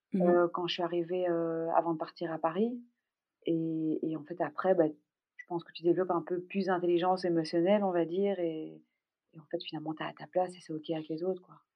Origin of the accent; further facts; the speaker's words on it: Brussels, Brussels-Capital Region, Belgium; Je suis belge. Je suis née à Bruxelles.